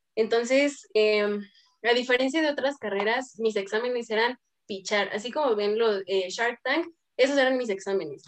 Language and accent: Spanish; Toluca, State of Mexico, Mexico; Soy de Toluca